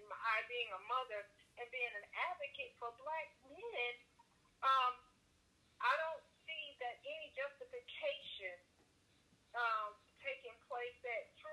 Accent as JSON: {"language": "English", "region": "Georgia", "country": "United States", "said": "I'm from Georgia"}